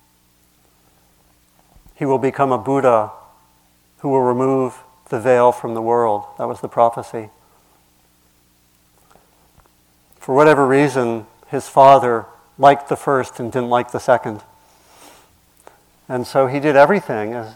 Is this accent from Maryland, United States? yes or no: yes; Maryland, United States; where I grew up was in Maryland